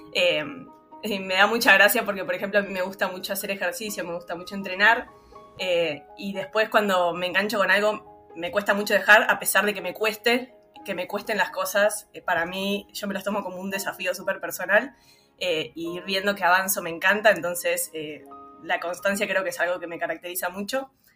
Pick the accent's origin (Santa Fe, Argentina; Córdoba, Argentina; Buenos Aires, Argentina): Buenos Aires, Argentina; also born or lived in Villa Crespo, Buenos Aires; nací en la Paternal, en el barrio de la Paternal, pero hace un año y un poquito me mudé a Villa Crespo